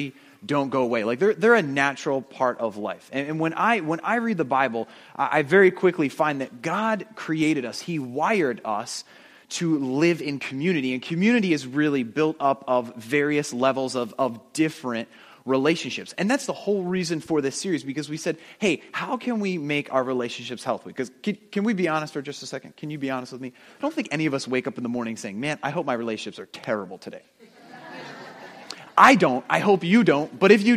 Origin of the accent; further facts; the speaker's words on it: New Jersey, United States; moved away as an adult; also born or lived in upstate New York; I moved out of the house. I moved to upstate New York from New Jersey